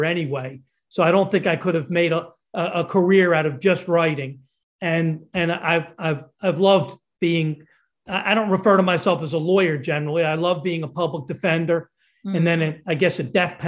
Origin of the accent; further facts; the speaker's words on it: Lower Merion, Pennsylvania, United States; I grew up on the hard scrabble streets of Lower Merion, Pennsylvania